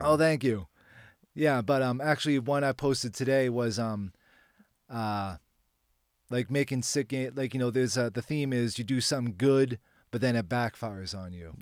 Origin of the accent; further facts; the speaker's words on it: Boston, Massachusetts, United States; moved away as an adult; now in Nashville, United States; I'm originally from Boston